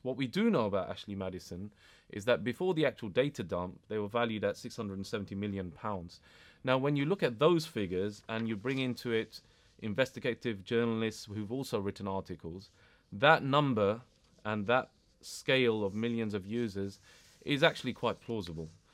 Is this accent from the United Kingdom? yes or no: yes; United Kingdom; I was born and bred here. I'm British.